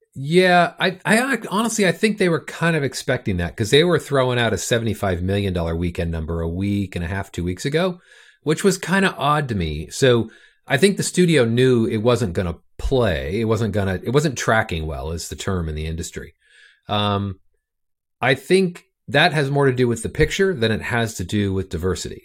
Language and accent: English; Orange County, California, United States; I grew up in Orange County, California